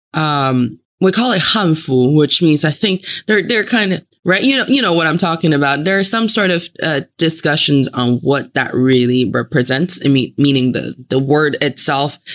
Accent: Northeast China, China; moved away; also born or lived in Northeast United States; I am from the Northeast part of China and then I was enjoying my life in Northeast part of the United States.

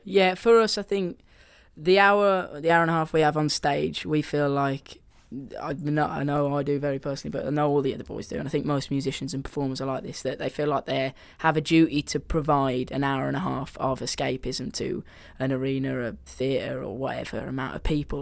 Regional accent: Birmingham, West Midlands, United Kingdom; accent: Brummy; my Brummy accent

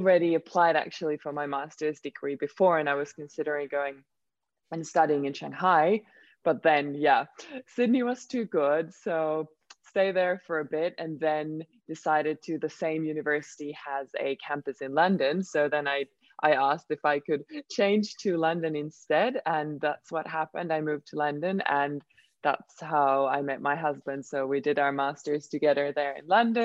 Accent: Finland; first language Swedish; English is a second language; I am from Finland, but Swedish is my mother tongue

